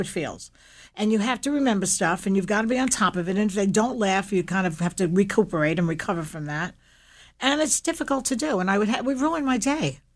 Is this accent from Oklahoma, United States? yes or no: no; New York City, New York, United States; I grew up in Williamsburg, Brooklyn